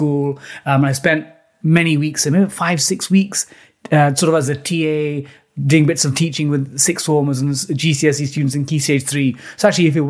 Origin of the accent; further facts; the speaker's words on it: London, United Kingdom; my parents are from South India, Kerala State, and they moved to Britain in the late 70s, growing up in East London, initially in a council estate in East Ham, still in East Ham now